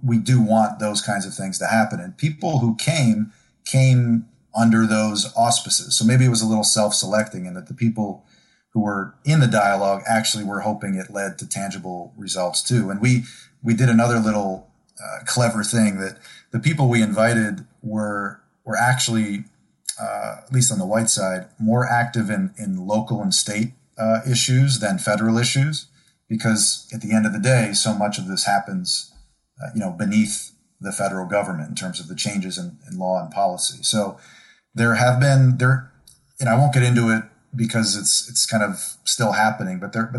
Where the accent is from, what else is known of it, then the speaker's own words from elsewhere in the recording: Buffalo, New York, United States; also born or lived in Syracuse; I grew up in Rust Belt, Buffalo, and Syracuse